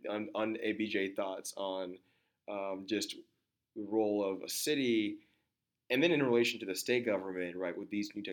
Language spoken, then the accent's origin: English; Austin, Texas, United States; growing up in Austin